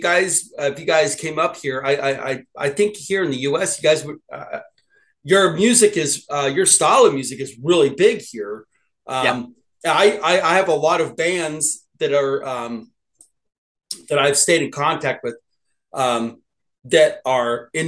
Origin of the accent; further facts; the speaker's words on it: Sacramento, California, United States; I grew up in Sacramento, California